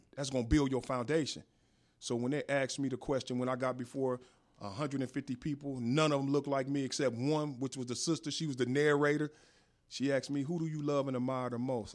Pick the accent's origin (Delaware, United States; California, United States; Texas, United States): California, United States; Inglewood; also born or lived in Las Vegas; I was born and raised in Inglewood.